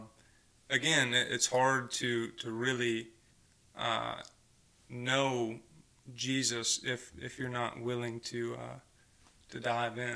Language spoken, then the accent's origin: English; Mountain View, Arkansas, United States; I grew up in Mountain View, Arkansas, not too far from here